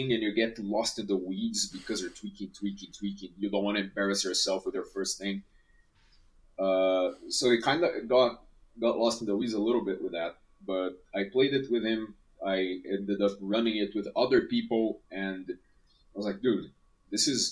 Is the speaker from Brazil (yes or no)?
yes; Brazil; I'm from Brazil